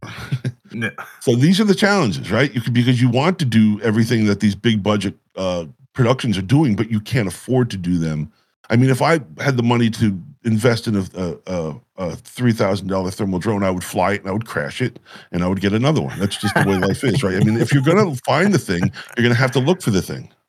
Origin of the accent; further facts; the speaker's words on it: Catskill Mountains, New York, United States; moved away as an adult; also born or lived in West Coast; I had grown up, uh, in, in the Catskill Mountains